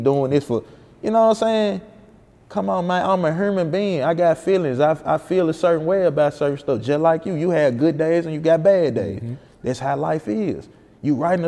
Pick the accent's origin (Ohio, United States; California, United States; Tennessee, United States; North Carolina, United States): Tennessee, United States; Memphis; I'm from Memphis, or I'm from Fraser, I'm from this place